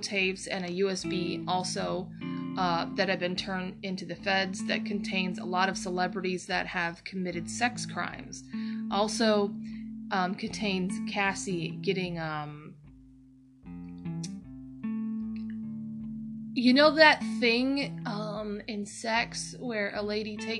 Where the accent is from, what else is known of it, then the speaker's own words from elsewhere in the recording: Toledo, Ohio, United States; I'm from Toledo